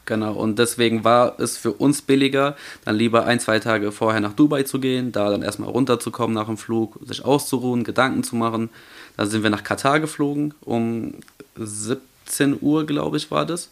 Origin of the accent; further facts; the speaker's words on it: Germany; wir kommen eigentlich aus Deutschland